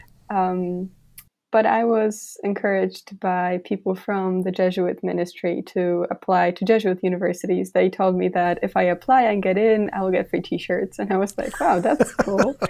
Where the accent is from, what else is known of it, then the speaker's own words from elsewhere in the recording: rural village in eastern Poland, Poland; moved away as an adult; now in Philadelphia, United States; I am from Poland. I grew up in this very, very rural village